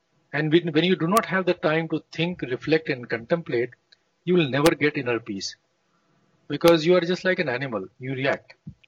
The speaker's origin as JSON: {"language": "English", "town": "Lucknow", "region": "Uttar Pradesh", "country": "India", "tie": "born or raised there", "also_born_or_lived": "Kanpur / United States", "moved": "as an adult", "lives_now": "Phaltan, India", "said": "I come from Lucknow. Right. I went to some of the most prestigious schools in Lucknow, very famous English missionary school called St. Francis. Then went to IIT Kanpur at that time in 1960s and 70s."}